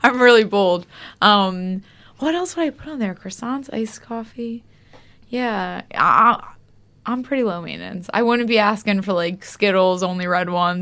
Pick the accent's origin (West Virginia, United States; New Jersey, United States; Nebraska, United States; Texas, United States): New Jersey, United States; moved away as an adult; also born or lived in Los Angeles, United States; now in London, United Kingdom; I'm from New Jersey.